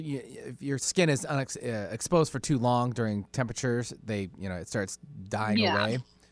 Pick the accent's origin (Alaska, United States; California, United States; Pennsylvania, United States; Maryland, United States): Alaska, United States; I'm from Alaska